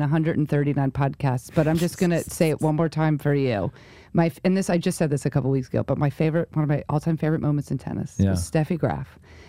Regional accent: United States; moved away; also born or lived in Rhode Island; I grew up in New York and then Rhode Island.

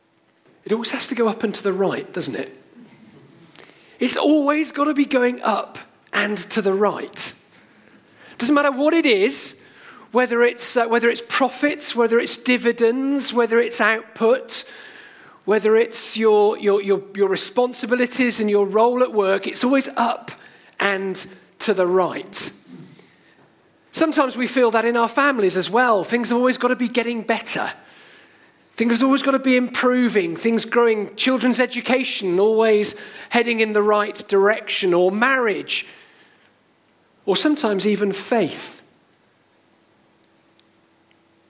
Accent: Cheltenham, South West England, United Kingdom; now in Sevenoaks, United Kingdom; I grew up in Cheltenham, I now live in Sevenoaks

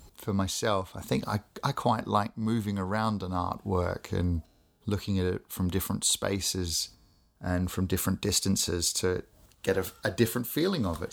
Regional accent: Australia; I grew up in Australia, as people may be able to pick from my my voice

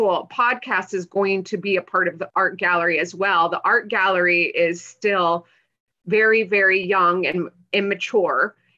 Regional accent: Midwest, United States; I mean, I came from the Midwest and I feel like I was just always like, it was just instilled in me to be a good girl and to do the right thing.

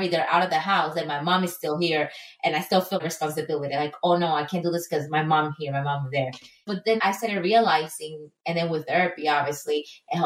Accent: Ecuador; moved away as an adult; now in United States; I was born and raised in Ecuador

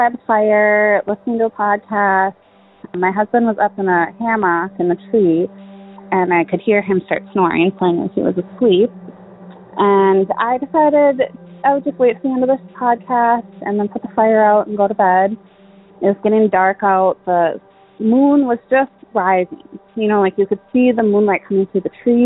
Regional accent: Michigan, United States; I'm from Michigan

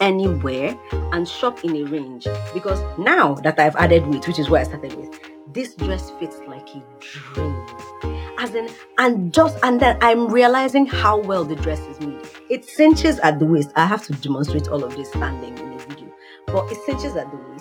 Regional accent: Nigeria; moved away; I come from Nigeria

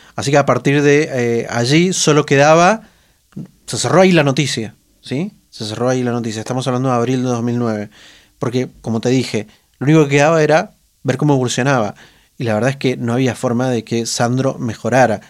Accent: Mendoza, Argentina; los mendocinos, mm, los periodistas mendocinos

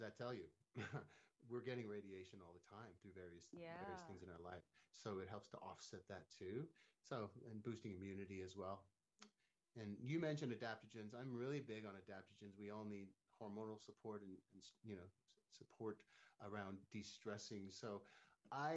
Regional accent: Canada; now in Palm Springs, United States; I'm from Canada originally

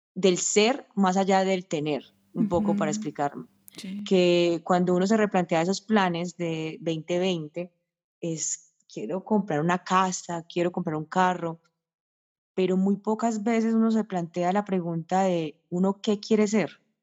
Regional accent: Paisa, Antioquia, Colombia; yo soy paisa

